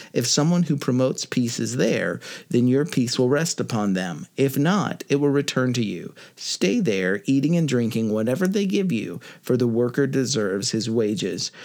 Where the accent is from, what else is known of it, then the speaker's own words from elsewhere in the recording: United States; I'm American